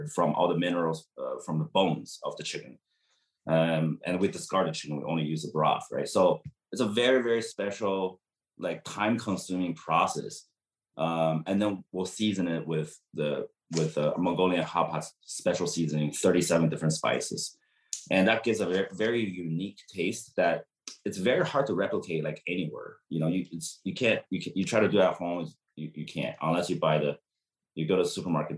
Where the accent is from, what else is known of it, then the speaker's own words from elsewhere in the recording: San Diego, California, United States; I did my hometown right